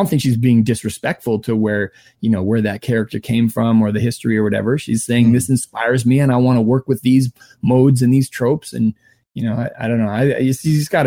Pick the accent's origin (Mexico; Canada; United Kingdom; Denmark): Canada; Vancouver, British Columbia; where I grew up in Vancouver